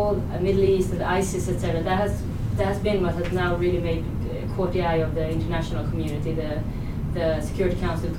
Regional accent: Sweden; I'm from Sweden

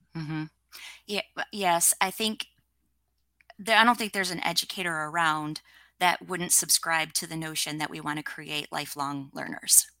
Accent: Michigan, United States; I grew up in Michigan in the States

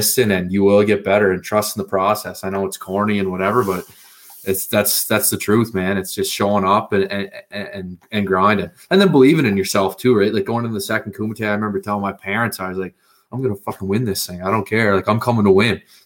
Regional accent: South Rustico, Prince Edward Island, Canada; I'm from South Rustico PEI. It's this little kind of like beach town, like maybe, I don't know, 100 people live here

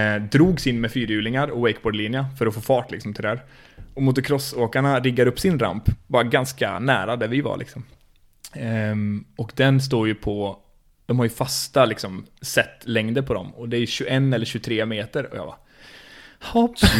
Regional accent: Skövde, Västra Götaland, Sweden; Jag är uppvuxen i Skövde, eller i Stöpen

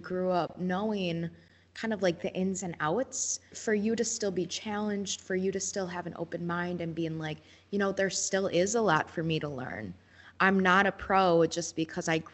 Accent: Shawano, Wisconsin, United States; I am from Shawano.

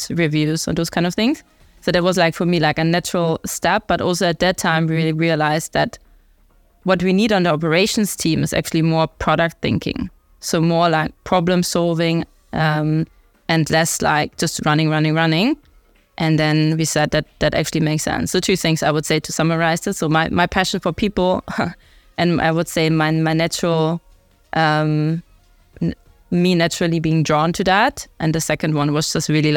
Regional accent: Germany; accent: German; English is a second language; moved away; I'm from Germany. I guess the accent gives it away.

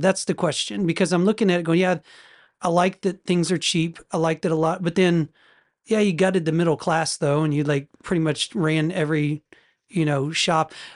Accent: United States; as an American

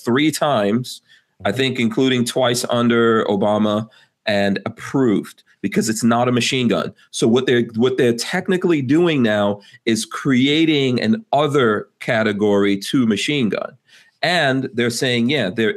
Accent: New York, United States; as a New Yorker

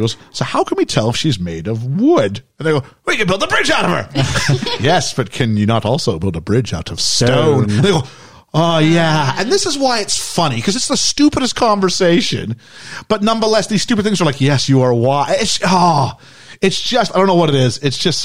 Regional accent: Canada; as a Canadian teenager

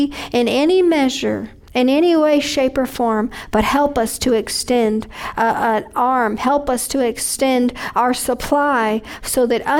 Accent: United States; I'm an American

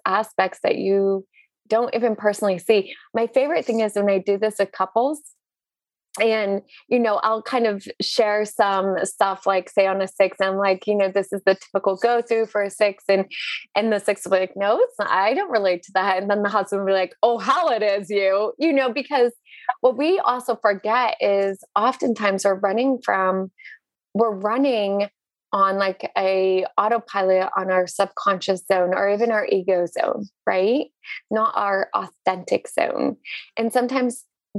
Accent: Northern Maine, United States; I was born and raised in Northern Maine, which is essentially the North Pole, the Arctic.

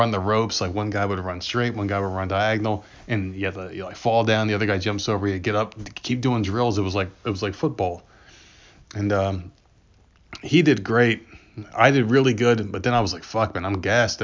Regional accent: New Jersey, United States; I grew up in New Jersey

